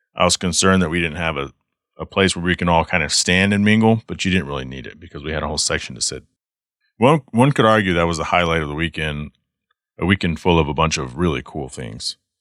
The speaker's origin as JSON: {"language": "English", "town": "Garland", "region": "Texas", "country": "United States", "tie": "born or raised there", "also_born_or_lived": "Savannah, Georgia / Douglasville, Georgia", "moved": "as an adult", "lives_now": "Michigan, United States", "said": "before my family moved to Texas, which is where I went from kindergarten all the way through, you know, nineteen ninety-nine when I moved to Michigan"}